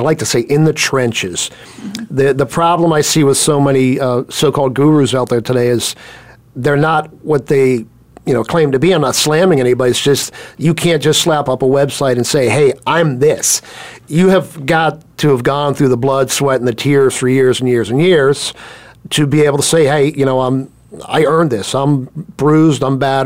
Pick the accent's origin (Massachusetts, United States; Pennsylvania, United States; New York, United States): Pennsylvania, United States; Pittsburgh; now in Scottsdale, United States; I'm originally from Pittsburgh.